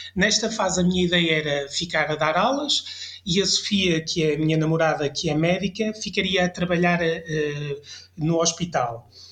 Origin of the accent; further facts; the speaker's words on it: France; now in Portugal; eu passei a minha infância em França